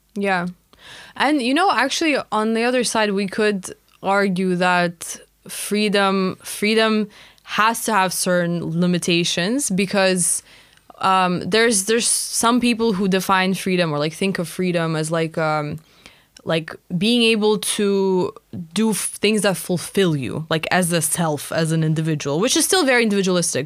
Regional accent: Russia; moved away; when I was growing up in Russia, it was just so normal to, like, know all of our neighbors

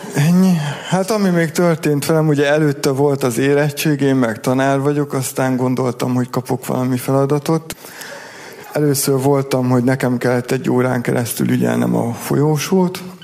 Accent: Szentes, Csongrád-Csanád, Hungary; moved away; Én ott születtem

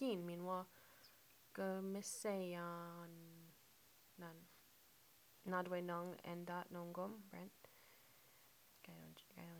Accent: Mount Uniacke, Nova Scotia, Canada; moved away; also born or lived in Ottawa; I was born in Nova Scotia in Mount Uniac. Shout out to my Mount Uniac family.

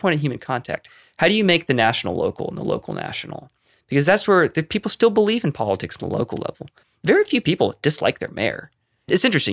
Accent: Concord, North Carolina, United States; moved away as an adult; now in Bay Area, United States; I moved to Concord, North Carolina, where I grew up.

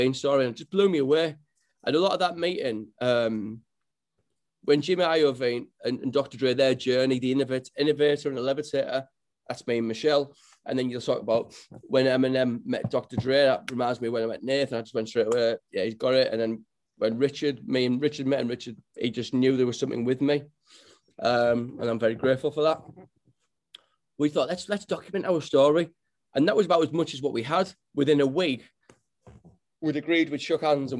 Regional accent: Middlesbrough, North East England, United Kingdom; You cut me open, I'll bleed Middlesbrough red.

